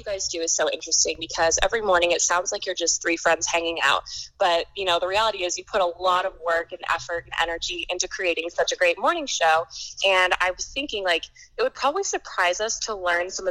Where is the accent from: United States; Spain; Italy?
United States; St. Michael, Minnesota; moved away as an adult; now in San Diego, United States; I'm from St. Michael, Albertville